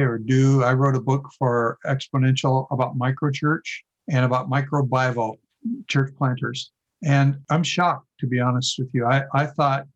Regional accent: Oregon, United States; growing up in Oregon

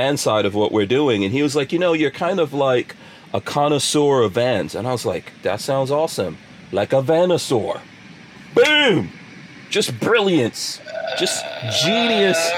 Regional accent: Georgetown, Demerara-Mahaica, Guyana; I was born in Guyana, right? I was actually born in Georgetown

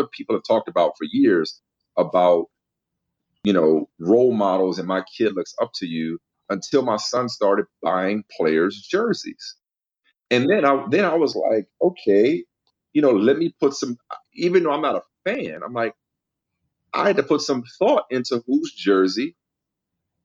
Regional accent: New Orleans, Louisiana, United States; moved away as an adult; also born or lived in Massachusetts; my hometown of New Orleans

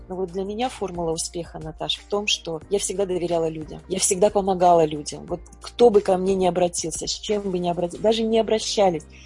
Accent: Kyrgyzstan; moved away as an adult; я же вообще из Киргизии, и у нас там была война

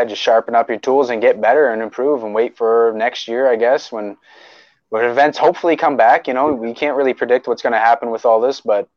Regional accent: Oromocto, New Brunswick, Canada; also born or lived in Fredericton; I grew up in Oramucto.

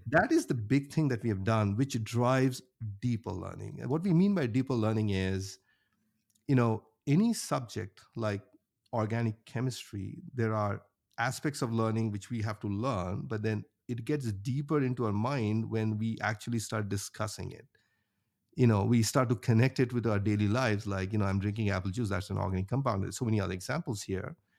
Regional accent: India; moved away as an adult; now in Cherry Hill, United States; I grew up in India, went to undergrad there in I I T Bombay. And after that, I moved to the U S, uh, in mid two thousands

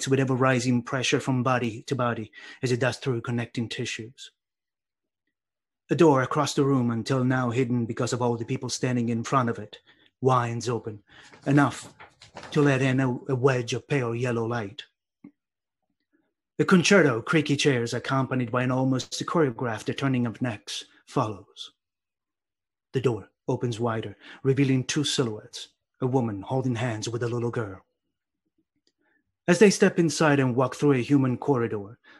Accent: Sicily, Italy; growing up in Sicily.

